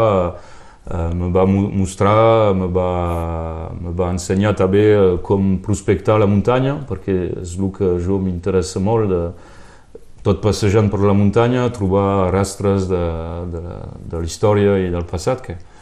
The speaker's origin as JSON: {"language": "Catalan", "town": "Canohès", "region": "Occitania", "country": "France", "tie": "born or raised there", "also_born_or_lived": "Perpignan", "said": "vaig créixer jo a Canus era, era molt rural"}